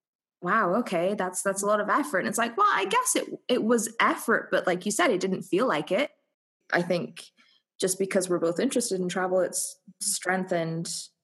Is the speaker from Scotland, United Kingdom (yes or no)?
yes; Scotland, United Kingdom; I'm Scottish. I am not used to like anything above a hot 20 degrees Celsius.